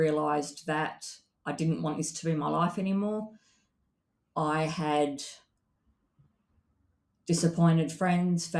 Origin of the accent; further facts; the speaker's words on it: Perth, Western Australia, Australia; my book is about growing up in Perth, Western Australia